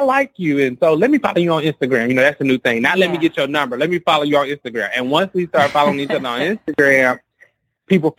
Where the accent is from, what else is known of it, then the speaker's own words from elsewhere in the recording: Alabama, United States; moved away; I'm from Alabama